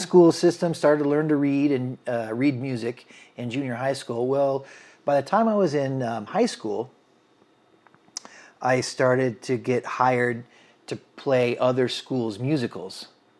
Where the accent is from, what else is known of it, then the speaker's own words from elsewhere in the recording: Washington, United States; also born or lived in Maine / California; I grew up all over the country, Jim. I was born in Maine. We moved to California. My parents got divorced. I was raised in Central Washington State with my mother during the school year.